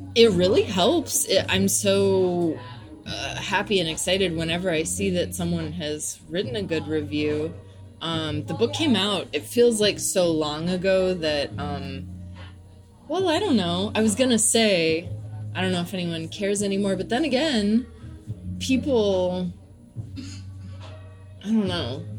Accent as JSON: {"language": "English", "town": "Nashville", "region": "Tennessee", "country": "United States", "tie": "born or raised there", "said": "I was raised in Nashville, Tennessee"}